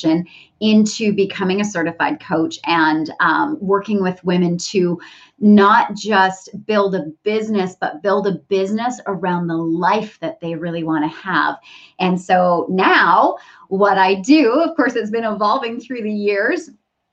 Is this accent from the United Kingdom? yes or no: no; Canada; moved away as an adult; now in San Diego, United States; I'm originally Canadian and we moved down to the San Diego area